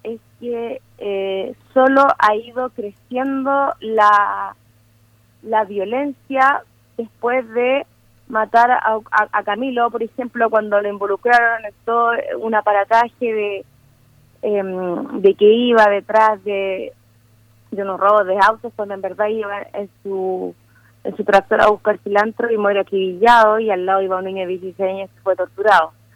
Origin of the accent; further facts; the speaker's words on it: Chile; yo misma como, como chilena